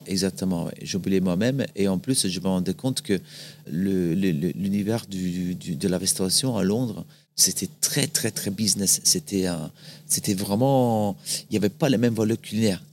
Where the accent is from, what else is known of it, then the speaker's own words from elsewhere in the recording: Salò, Lombardy, Italy; French is a second language; moved away as an adult; also born or lived in France; je suis né dans une ville un peu. Euh, que ça fait un peu bizarre qu'on en apprenne ça. C'est Salo. C'est pas Salo. C'est Salo, S-A-L-O, avec l'accent, il y a très très longtemps, en 1976. Euh, c'est à côté du lac de Gardes. Du coup, une belle région, euh, région des lacs, qui est proche de la montagne en hiver, proche de, la mer en été. C'est là justement que j'ai grandi